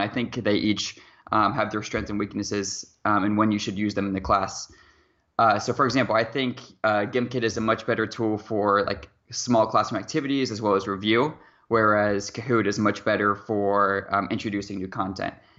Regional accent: near Seattle, Washington, United States; I'm from Seattle, Washington, or at least a small town about twenty-five minutes away from Seattle, Washington.

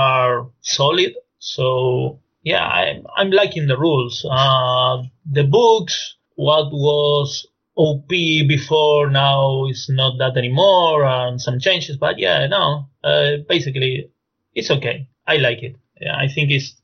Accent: Argentina; English is a second language; now in Spain; my accent is quite strange, so I'm from Argentina originally, but I've been living in Spain since a long time ago

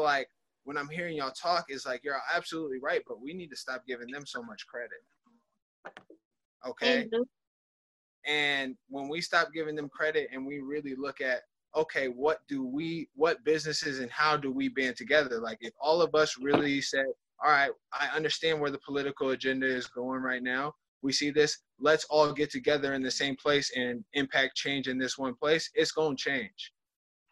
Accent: Lincoln, Nebraska, United States; also born or lived in Florida; I'm from Lincoln, Nebraska

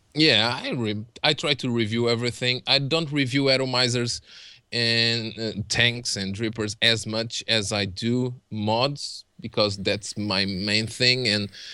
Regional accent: Portugal; English is a second language; I'm Portuguese

